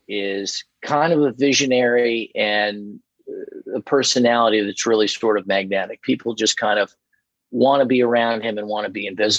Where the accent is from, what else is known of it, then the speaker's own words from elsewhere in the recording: Indianapolis, Indiana, United States; Indianapolis, Indiana.